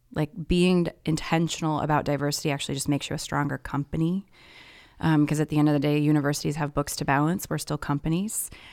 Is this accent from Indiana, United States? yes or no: yes; Indianapolis, Indiana, United States; moved away as an adult; also born or lived in Twin Cities, Minnesota; now in Minneapolis, United States; I was born and raised pretty much in Indianapolis, Indiana, and came up here for college